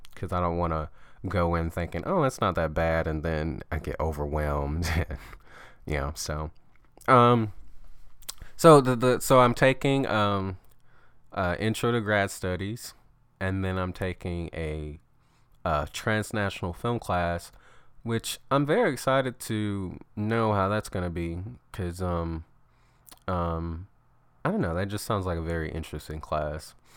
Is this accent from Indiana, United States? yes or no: no; Alabama, United States; moved away; I'm from Alabama